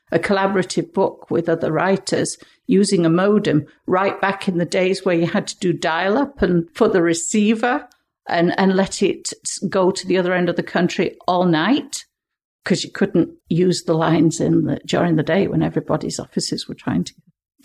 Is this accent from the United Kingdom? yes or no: yes; England, United Kingdom; now in Canada; And so we came over from England for the opening of the museum, and Dave headed up the natural history department, which eventually became a dinosaur department and became the Drumheller Museum.